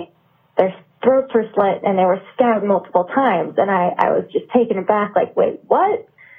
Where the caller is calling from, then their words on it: New Hampshire, United States; calling from New Hampshire.